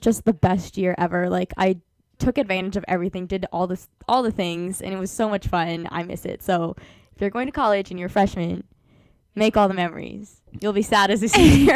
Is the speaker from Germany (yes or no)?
no; Beavercreek, Ohio, United States; I'm from a smaller city near Dayton called Beaver Creek. Um, honestly, it was a pretty small town feel for me growing up because I grew up next to a cornfield. I was born and raised in the same house.